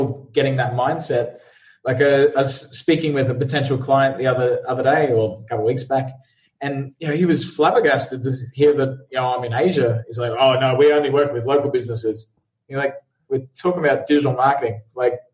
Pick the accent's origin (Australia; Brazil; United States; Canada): Australia; Brisbane, Queensland; moved away as an adult; also born or lived in London; I'm originally from Brisbane, Australia